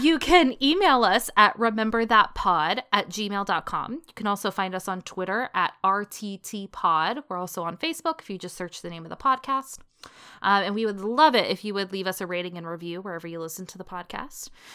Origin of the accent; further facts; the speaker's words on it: West Virginia, United States; I grew up white and in West Virginia